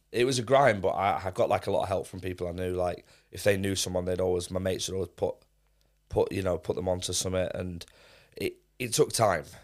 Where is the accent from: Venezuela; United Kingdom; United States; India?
United Kingdom; Manchester, North West England; also born or lived in Leicester; I was actually born in Leicester, but I grew up in Manchester, so I moved there straight away